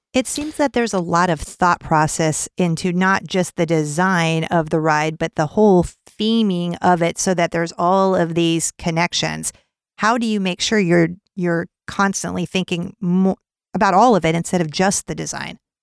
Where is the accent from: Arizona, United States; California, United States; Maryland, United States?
California, United States; I'm from California